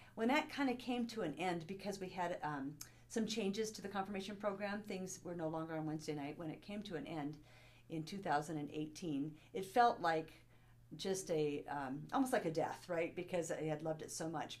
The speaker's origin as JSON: {"language": "English", "town": "Bozeman", "region": "Montana", "country": "United States", "tie": "born or raised there", "also_born_or_lived": "Kabul, Afghanistan", "said": "most of my life um, that I recall actually was spent in Bozeman, Montana."}